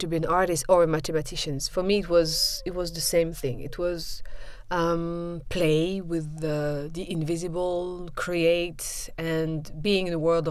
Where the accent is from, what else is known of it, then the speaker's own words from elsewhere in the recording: Brussels, Brussels-Capital Region, Belgium; moved away as an adult; also born or lived in Liège / Mons; I'm born in Brussels and then I studied in Liège